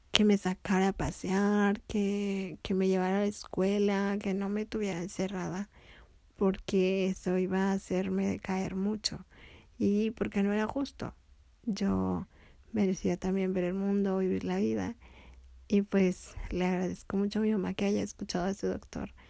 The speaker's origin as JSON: {"language": "Spanish", "town": "Tepic", "region": "Nayarit", "country": "Mexico", "tie": "born or raised there", "said": "Pero allá en Tepic sí me divertí mucho. Después de vivir en el centro nos fuimos a una casa de Infonavit que el patrón de mi papá le rentaba. Y ahí fui a la escuela y hice muchos amigos."}